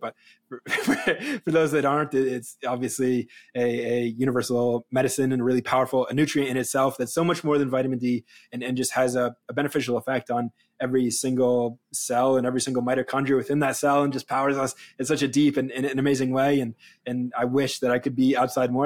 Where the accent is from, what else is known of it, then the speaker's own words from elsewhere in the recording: New England, United States; now in Los Angeles, United States; I grew up in New England, and I, when I moved to Los Angeles